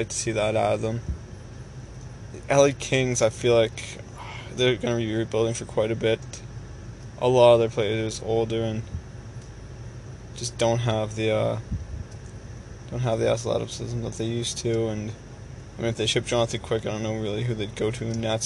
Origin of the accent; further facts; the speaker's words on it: Canada; I'm Canadian